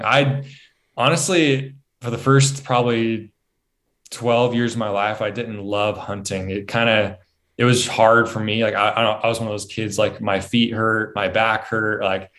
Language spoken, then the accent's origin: English; Central Point, Oregon, United States; also born or lived in Ashland; So I'm from Southern Oregon.